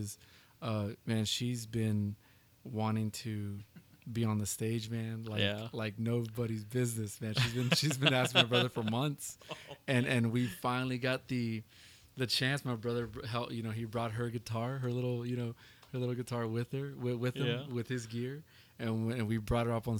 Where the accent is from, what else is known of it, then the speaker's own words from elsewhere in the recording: San Antonio, Texas, United States; also born or lived in Kirby, Texas; being born, raised San Antonio, we grew up on the west side of San Antonio